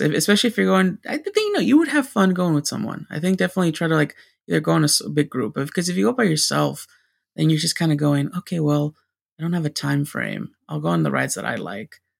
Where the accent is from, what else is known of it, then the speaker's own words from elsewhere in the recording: California, United States; California. It's, it's my home state